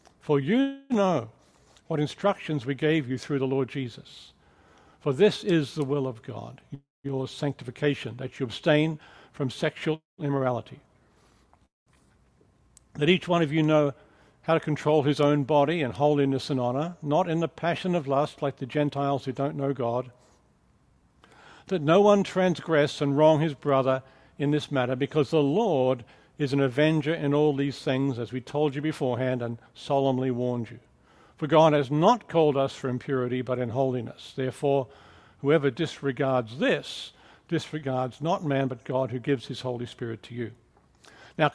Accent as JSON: {"language": "English", "country": "Australia", "also_born_or_lived": "England", "accent": "mixed", "lives_now": "United States", "said": "if you're wondering about the accent, it's kind of a mixed bag of accents. I'm from Australia. I spent many years in England working as a missionary, and now I've lived for many years also in America"}